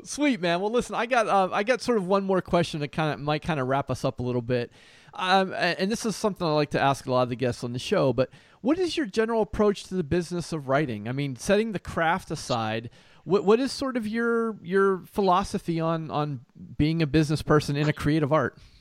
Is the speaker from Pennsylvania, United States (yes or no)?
yes; Pittsburgh, Pennsylvania, United States; also born or lived in New York / New Jersey / Nashville, Tennessee; now in Ohio, United States; I grew up in Pittsburgh